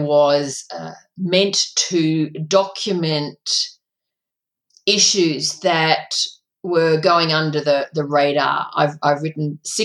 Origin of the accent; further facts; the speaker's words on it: a country town in Victoria, Australia; my hometown, growing up in a country town in Victoria